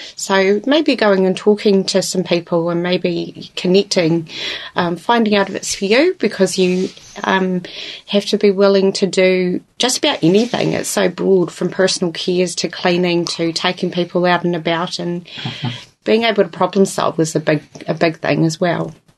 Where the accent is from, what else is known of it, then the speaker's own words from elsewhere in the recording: Invercargill, Southland, New Zealand; also born or lived in Dunedin; now in Invercargill, New Zealand; I'm originally from Invercargill, um, was in Dunedin for tw- about 20 years